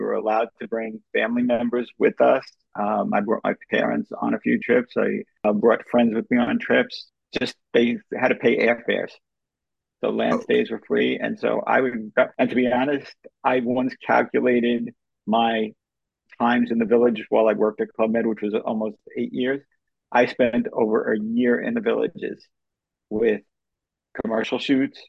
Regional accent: New York, United States; I'm from New York

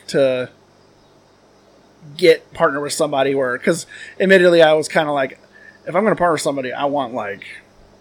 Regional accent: Pleasant Plains, Illinois, United States; I grew up in Pleasant Plains

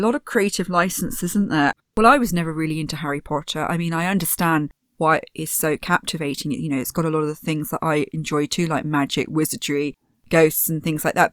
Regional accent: Poole, South West England, United Kingdom; also born or lived in Bournemouth; I grew up in Poole and Bournemouth, and we relied very heavily on tourism

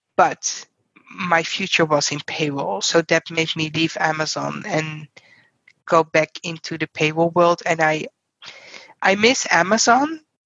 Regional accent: Netherlands; English is a second language; moved away as an adult; now in United States; I'm originally from the Netherlands

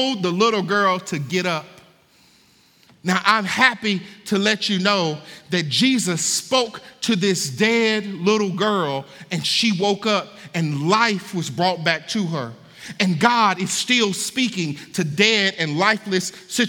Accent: Hattiesburg, Mississippi, United States; now in Kentucky, United States; when I moved to Kentucky, I'm from Hattiesburg, Mississippi

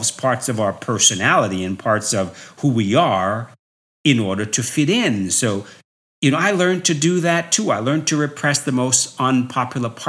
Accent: New York, United States; so growing up in New York, people would always say to me, Wow, you are so articulate.

